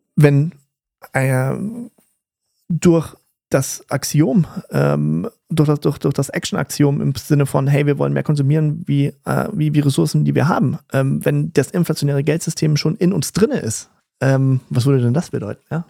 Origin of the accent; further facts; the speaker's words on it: Germany; also born or lived in Berlin; bei uns in Deutschland